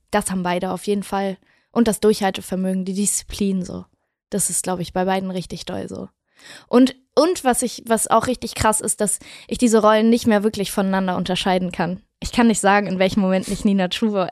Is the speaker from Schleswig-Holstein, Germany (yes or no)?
yes; Wedel, Schleswig-Holstein, Germany; now in Berlin, Germany; Ich komme aus Wedel. Ja. Das ist eine kleine Stadt neben Hamburg. Und äh, ich bin aufgewachsen in, in einem ganz, ganz klitzekleinen Haus